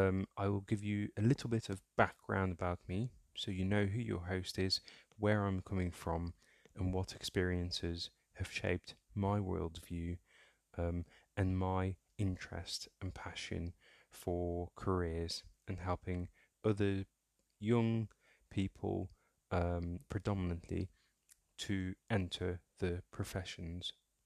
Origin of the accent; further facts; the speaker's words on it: North Holland, Netherlands; also born or lived in Somalia; And my family settled in Holland, in a small town just outside Amsterdam. So I grew up in Holland, and shout out to any Dutch listeners, whether Somali or otherwise, who may be listening to the podcast.